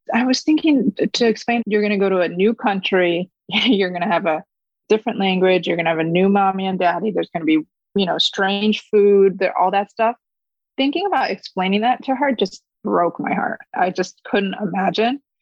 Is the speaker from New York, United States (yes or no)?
yes; Fairport, New York, United States; first language Korean; English is a second language; also born or lived in Korea; I grew up in a suburb of Rochester, New York, which is upstate in a town called Fairport